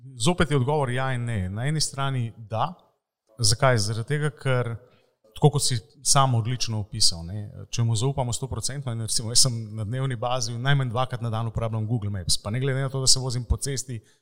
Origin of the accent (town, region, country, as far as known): Slovenia